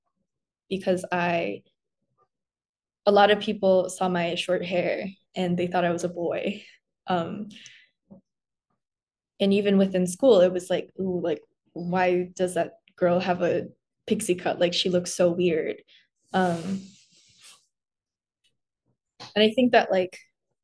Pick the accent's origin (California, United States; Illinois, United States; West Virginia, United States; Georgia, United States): Illinois, United States; Chicago; I grew up in the Korean church. It was not only that, like, I'm a Korean woman, it was also that I was a queer Korean woman. And in communities with the, you know, Korean immigrant community, especially in, you know, the Chicagoland area